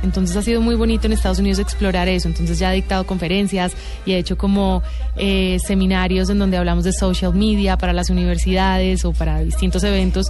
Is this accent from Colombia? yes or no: yes; Bogotá, Colombia; also born or lived in Miami, United States; Yo crecí en Bogotá